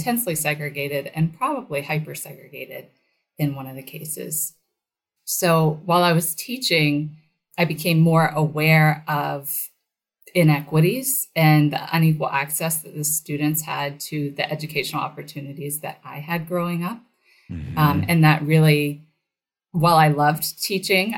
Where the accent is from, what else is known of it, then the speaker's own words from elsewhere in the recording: Chapel Hill, North Carolina, United States; moved away as an adult; also born or lived in East Palo Alto, California / Charlotte, North Carolina; I grew up in Chapel Hill, North Carolina, where both my parents were affiliated with the university